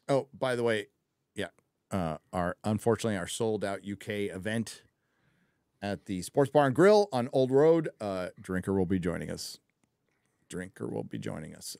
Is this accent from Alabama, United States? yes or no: no; San Diego, California, United States; born or raised there